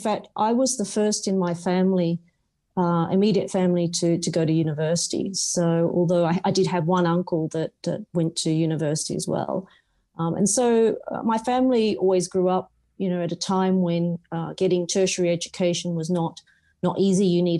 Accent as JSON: {"language": "English", "town": "Tamworth", "region": "New South Wales", "country": "Australia", "said": "And I'm actually from Tamworth in New South Wales, where I lived for 17 years."}